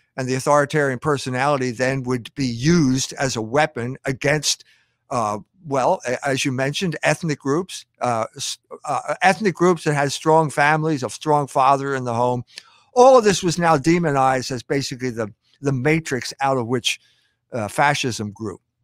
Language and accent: English; Philadelphia, Pennsylvania, United States; moved away; also born or lived in Germany / South Bend; I grew up in Philadelphia